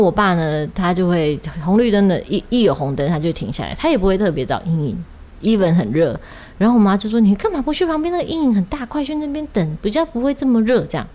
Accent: Kaohsiung, Taiwan; accent: Kaohsiung accent (Taiwanese); 我真的是一个纯纯正正的高雄人。哦，因为怎么说？我讲的台语就是高雄腔

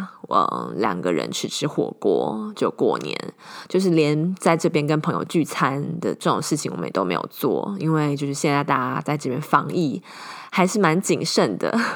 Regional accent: Taiwan; now in United States; 然后今年我觉得很蛮可怜的，就是没有办法回台湾过年，因为我跟我先生通常会选择在每年的就是过年期间回台湾。

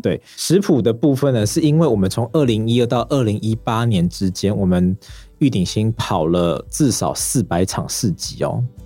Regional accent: Xiluo, Yunlin County, Taiwan; 我是从云林西罗的云林在地人

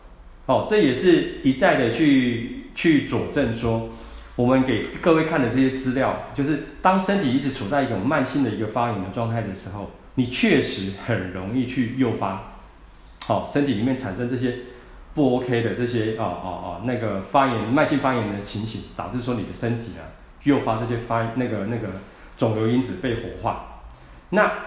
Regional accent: Taiwan; 那或者是他，你在我们台湾人来讲的话，又很喜欢常吃一些刺激性的食物啊

